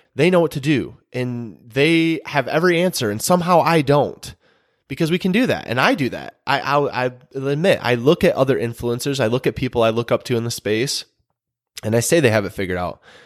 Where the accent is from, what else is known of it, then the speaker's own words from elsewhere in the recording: Michigan, United States; moved away as an adult; now in North Carolina, United States; we're originally from Michigan